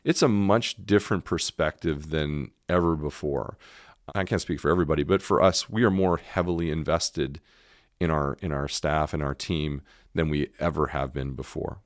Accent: Canada; moved away as an adult; also born or lived in Montreal / Toronto; now in Memphis, United States; as a Canadian

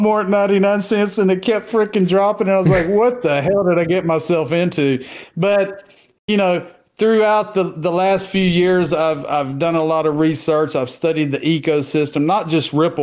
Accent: Southeast Texas, United States; I've been living, born and raised in Southeast Texas near the Beaumont, Port Arthur, Golden Triangle area. I haven't left

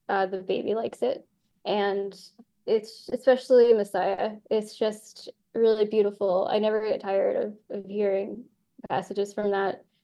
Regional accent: Ireland; Yeah, I'm Irish, and I was not okay with it.

